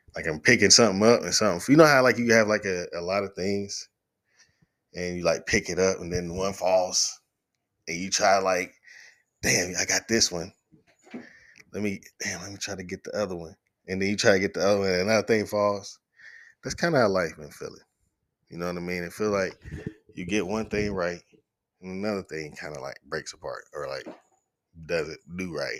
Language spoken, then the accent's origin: English; Chattanooga, Tennessee, United States; also born or lived in Knoxville, Tennessee; I'm originally from Knoxville. I moved to Chattanooga when I was in the end of my third, we moved here the summer after my third grade year. So I was started fourth grade in Chattanooga and have been here most of my life